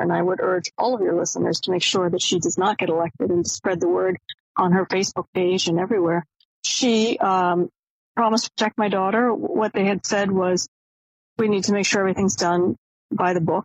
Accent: Maine, United States; now in Washington, D.C., United States; I grew up in Maine

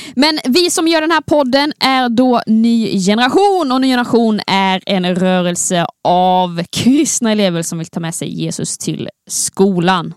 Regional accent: Skåne, Sweden; accent: Scanian (skånska); snacka så mycket skånska det bara går

